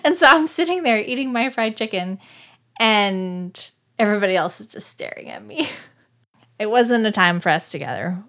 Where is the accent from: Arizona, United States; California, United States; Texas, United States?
Arizona, United States; Scottsdale; moved away; I am from Scottsdale, Arizona. I was born and raised